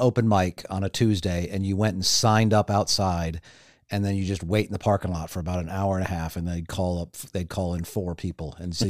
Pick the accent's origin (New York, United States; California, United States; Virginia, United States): New York, United States; Long Island; born there; also born or lived in Illinois; I was born on Long Island, and then divorced.